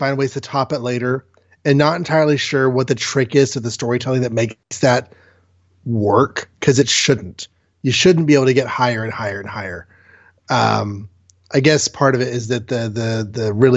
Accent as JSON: {"language": "English", "country": "United States", "said": "as an American watcher"}